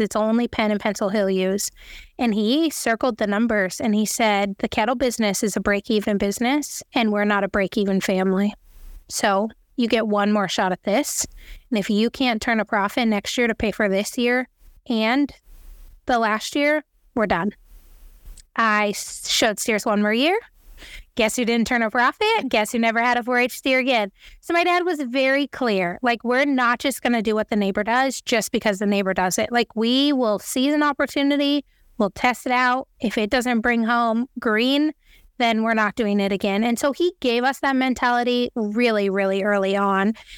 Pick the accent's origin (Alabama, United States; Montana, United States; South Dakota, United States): Montana, United States; Three Forks; I was born and raised in Three Forks, Montana, which is a little town outside of Bozeman